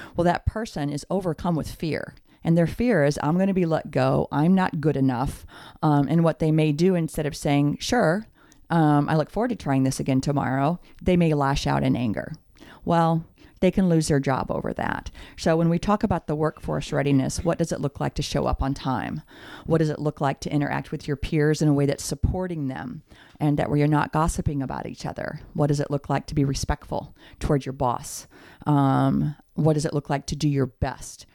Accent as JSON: {"language": "English", "town": "St. Charles", "region": "Missouri", "country": "United States", "tie": "born or raised there", "also_born_or_lived": "Ferguson, Missouri", "said": "I was born and raised in St. Charles, um, Missouri"}